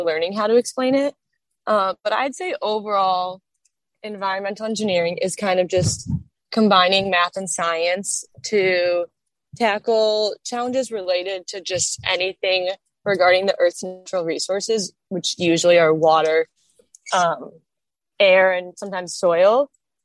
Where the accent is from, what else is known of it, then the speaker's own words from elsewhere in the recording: Chicago, Illinois, United States; moved away as an adult; now in Los Angeles, United States; I'm a senior studying environmental engineering, and I'm from Chicago